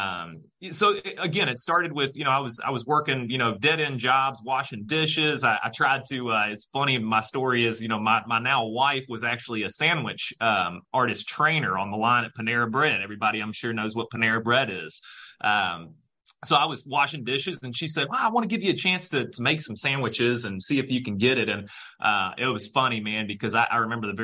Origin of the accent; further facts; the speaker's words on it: Louisville, Kentucky, United States; moved away as an adult; also born or lived in Indianapolis, Indiana / Michigan; I'm from Louisville, Kentucky